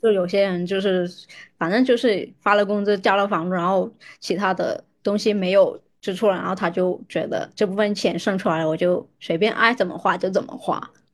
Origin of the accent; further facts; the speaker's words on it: Guangdong, China; 我是在广东长大的